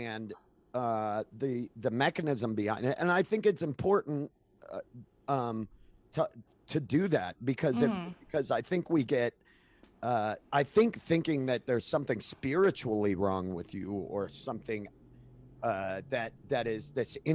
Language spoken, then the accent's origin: English; New England, United States; growing up in New England